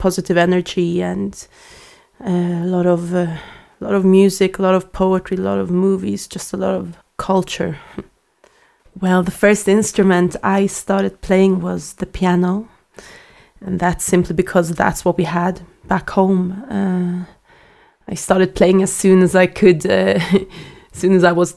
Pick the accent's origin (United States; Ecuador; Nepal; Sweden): Sweden; Stockholm, Stockholm County; I grew up in Sweden, in Stockholm